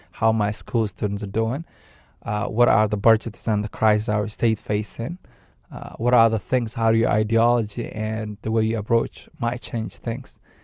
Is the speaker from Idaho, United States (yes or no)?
no; Maine, United States; I, I'm an American citizen who grew up here. Uh, I'm a, I'm a Mainer.